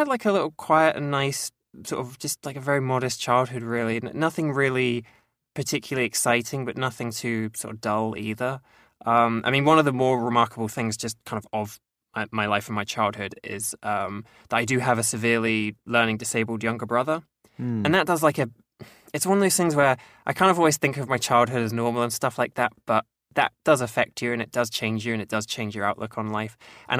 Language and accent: English; East of England, United Kingdom; So I grew up in a small town in the countryside in Cambridgeshire, which is sort of like to the east of London.